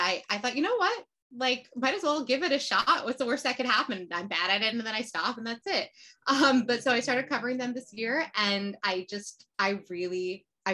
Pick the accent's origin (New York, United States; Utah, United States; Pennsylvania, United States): New York, United States; I'm from New York, so the local team is Sky Blue, now Gotham.